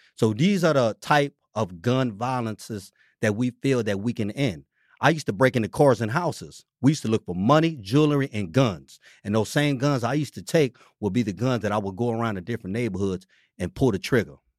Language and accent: English; San Francisco, California, United States; this neighborhood where I'm born and raised in District Six